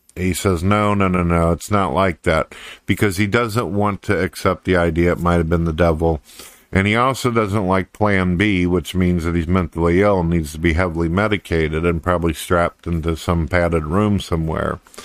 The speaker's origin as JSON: {"language": "English", "town": "St. Louis", "region": "Missouri", "country": "United States", "tie": "born or raised there", "said": "I was born and raised in Saint Louis, Missouri, and then I moved off into the country"}